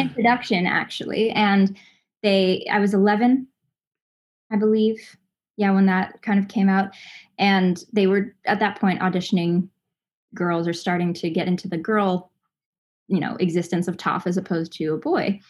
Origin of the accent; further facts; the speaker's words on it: Los Angeles, California, United States; also born or lived in Southern Indiana; I grew up in Los Angeles, um, but I'm from Southern Indiana